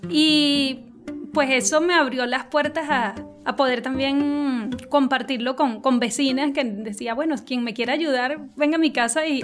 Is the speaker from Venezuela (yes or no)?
yes; Venezuela; moved away as an adult; also born or lived in Colombia; Ok, bueno … Yo salí hace como cinco años de Venezuela. En principio salimos fue a Colombia.